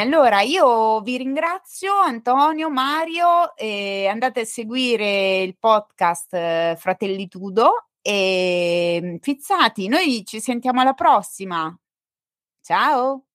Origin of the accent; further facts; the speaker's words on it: Marche, Italy; accent: marchigiano; sono marchigiana